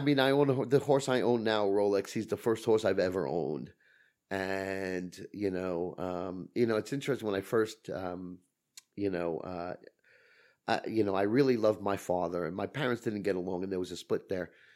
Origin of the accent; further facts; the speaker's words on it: New York City, New York, United States; I grew up in Brooklyn